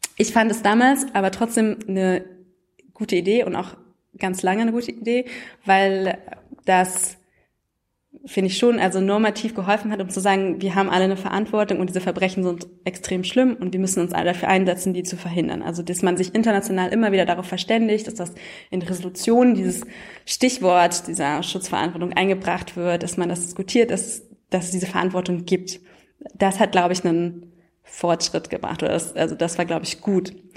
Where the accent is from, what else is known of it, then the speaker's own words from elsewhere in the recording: Germany; das kennen wir ja als Deutsche